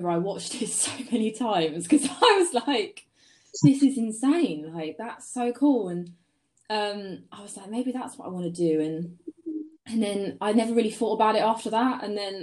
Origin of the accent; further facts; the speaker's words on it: Sussex, South East England, United Kingdom; I'm 20, and I'm a photographer from Sussex